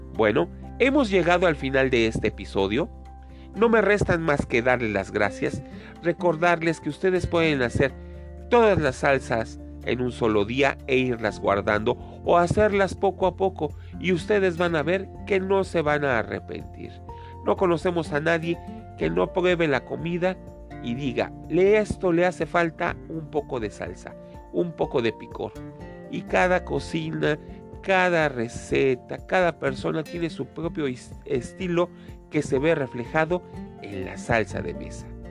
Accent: Mexico

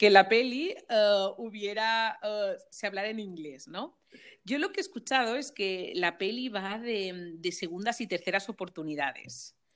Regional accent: Balearic Islands, Spain; now in Germany; siempre tengo que especificar aquí cuando estoy en Alemania mm, que, soy de Mallorca y que todavía es, todavía es España, ¿no?

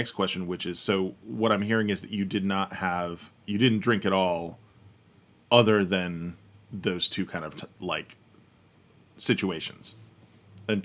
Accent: United States; we are American nerds.

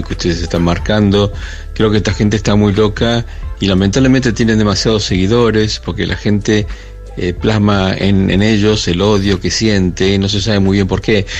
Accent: Buenos Aires, Argentina; los porteños

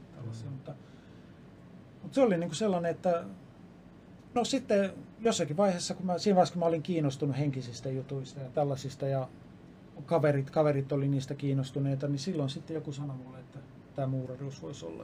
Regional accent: Lappeenranta, South Karelia, Finland; also born or lived in Helsinki; mä oon syntynyt Helsingissä ja viisivuotiaana muutettiin Lappeenrantaan.

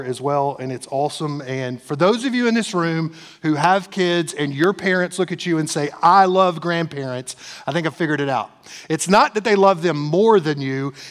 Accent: East Tennessee, United States; I'm from East Tennessee

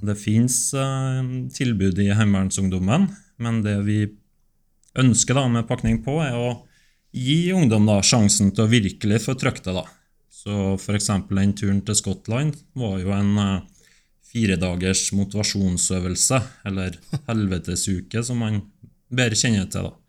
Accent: Steinkjer, Trøndelag, Norway; Jeg er fra Steinkjer

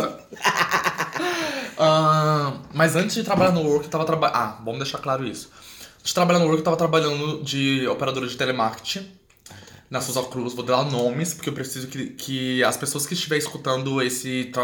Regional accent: Goiânia, Goiás, Brazil; also born or lived in Alagoas; now in Porto Alegre, Brazil; Não sou daqui, sou de Goiânia, mas não nasci em Goiânia, nasci em Alagoas, como eu disse.

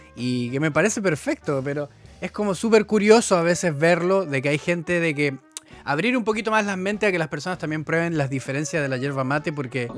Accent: Chile

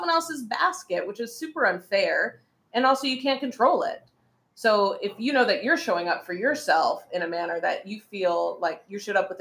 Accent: United States; now in Beijing, China; I'm American

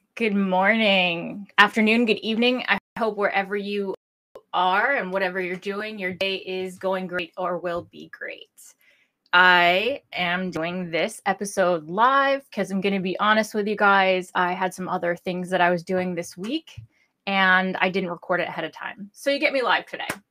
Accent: New Hampshire, United States; I'm licensed in my home state of New Hampshire

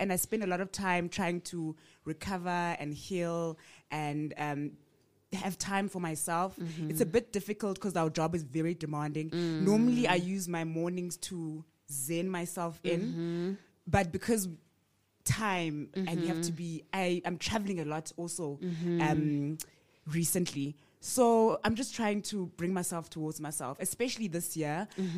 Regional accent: village called Ndoleni, Eastern Cape, South Africa; I'm from the Eastern Cape.

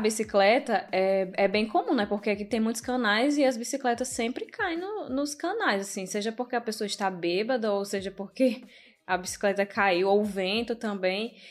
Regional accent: Northeast Region, Brazil; now in Netherlands; a gente como brasileiro, principalmente como nordestino

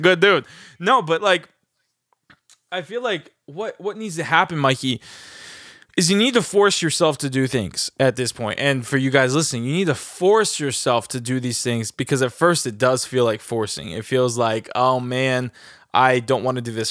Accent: New Jersey, United States; born or raised there; also born or lived in Los Angeles

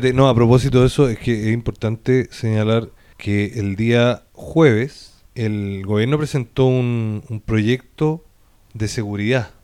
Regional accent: Chile; Nosotros como chilenos

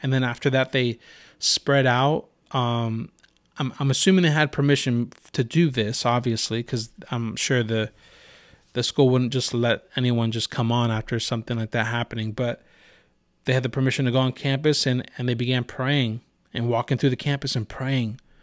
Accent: Santa Rosa, California, United States; also born or lived in Rohnert Park; I was born and raised in Santa Rosa.

